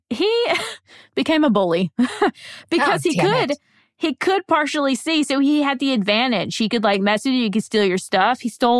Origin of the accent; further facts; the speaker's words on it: Alabama, United States; I'm from Alabama. I sound like cornbread. I sound like cornbread and okra.